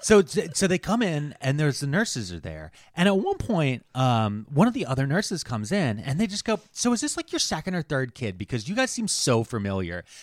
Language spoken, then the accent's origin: English; Delaware County, Pennsylvania, United States; I'm from Delco and so is my son